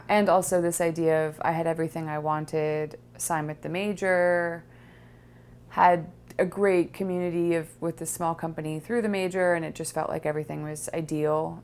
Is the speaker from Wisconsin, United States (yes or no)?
no; Los Angeles, California, United States; I grew up in Los Angeles in Laurel Canyon